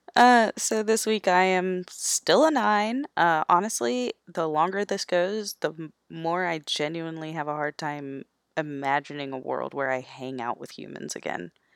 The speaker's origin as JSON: {"language": "English", "region": "Florida", "country": "United States", "tie": "born or raised there", "said": "I grew up in Florida"}